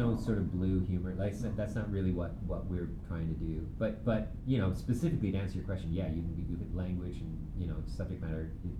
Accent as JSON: {"language": "English", "country": "Canada", "tie": "born or raised there", "also_born_or_lived": "England", "said": "I was born in England, but I was raised in Canada. I consider myself more Canadian than British."}